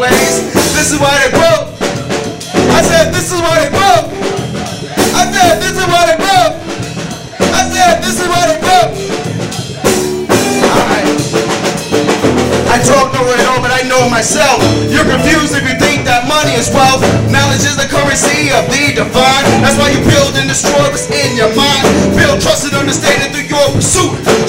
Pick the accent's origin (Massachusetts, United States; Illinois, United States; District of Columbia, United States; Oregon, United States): Massachusetts, United States; Boston; moved away as an adult; now in Sacramento, United States; I am from Boston, Massachusetts.